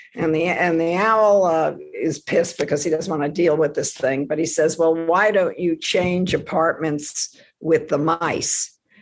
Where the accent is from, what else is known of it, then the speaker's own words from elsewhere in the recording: Washington, District of Columbia, United States; also born or lived in Silver Spring, Maryland; Where we grew up in Washington, D.C., everybody was a government worker